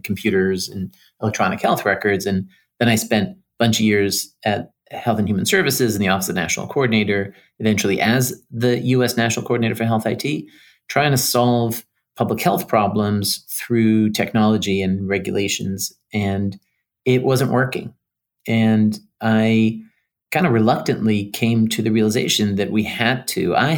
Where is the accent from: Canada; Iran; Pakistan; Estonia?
Iran; moved away; also born or lived in New York City; I grew up in Iran